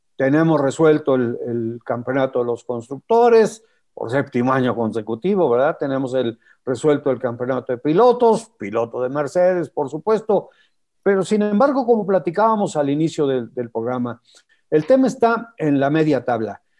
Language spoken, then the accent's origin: Spanish; Mexico